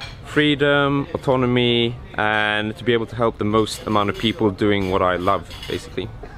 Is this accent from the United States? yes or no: no; Sweden; I'm from Sweden